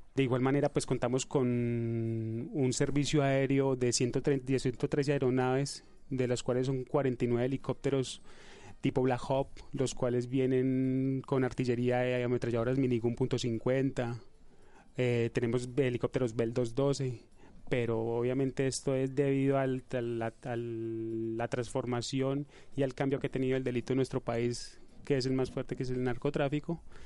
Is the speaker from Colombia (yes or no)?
yes; Colombia; moved away as an adult; now in Spain; soy capitán de la Policía Nacional de Colombia, llevo 12 años en servicio activo de la institución policial de mi país